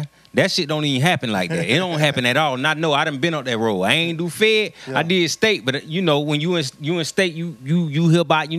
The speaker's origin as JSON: {"language": "English", "region": "Florida", "country": "United States", "said": "I'm from Florida."}